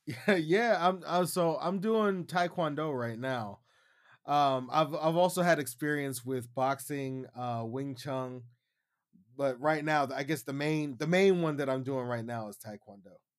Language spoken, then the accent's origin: English; Youngstown, Ohio, United States; moved away as an adult; now in Shenzhen, China; I'm hailing from Youngstown, Ohio. I currently live in Shenzhen, China now.